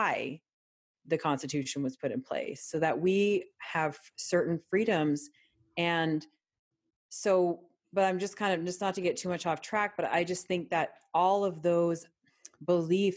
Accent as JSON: {"language": "English", "country": "Canada", "tie": "born or raised there", "moved": "yes", "lives_now": "United States", "said": "I'm Canadian born"}